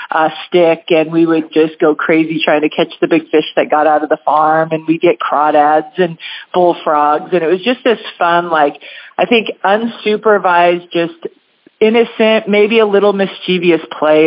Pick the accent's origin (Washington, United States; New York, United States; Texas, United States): Washington, United States; Spanaway; Oh, well, I grew up over in the Spanaway area, kind of Spanaway-Tacoma area. My dad was in the military, and so he was stationed over there.